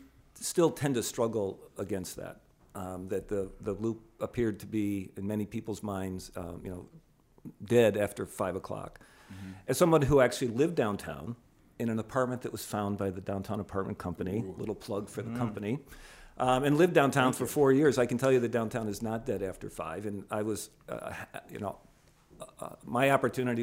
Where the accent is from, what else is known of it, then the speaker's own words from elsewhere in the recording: Buffalo, New York, United States; moved away as an adult; also born or lived in Spokane / Pittsburgh; now in Chicago, United States; my hometown of Buffalo, New York